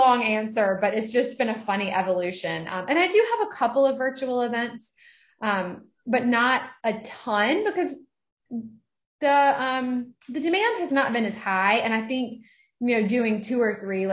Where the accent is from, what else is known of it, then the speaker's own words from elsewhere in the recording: North Carolina, United States; here to North Carolina, and we're going to do a couple of events together in my hometown